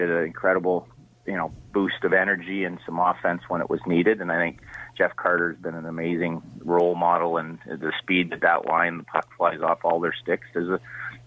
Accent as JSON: {"language": "English", "town": "Toronto", "region": "Ontario", "country": "Canada", "tie": "born or raised there", "said": "I grew up in Toronto"}